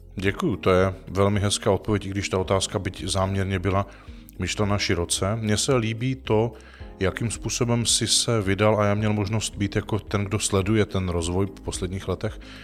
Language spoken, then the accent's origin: Czech; Czechia; jak jsme dis-, disponovaní jako Češi